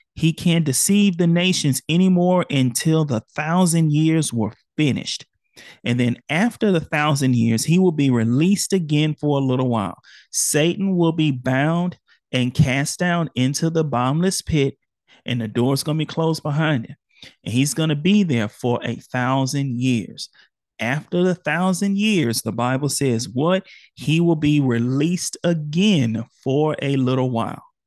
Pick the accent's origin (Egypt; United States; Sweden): United States; Houston, Texas; born or raised there